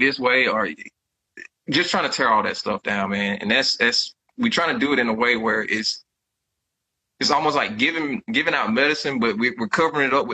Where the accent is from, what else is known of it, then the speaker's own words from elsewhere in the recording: Jeffersonville, Georgia, United States; now in Houston, United States; My hometown, where I'm originally from, is called Jeffersonville, Georgia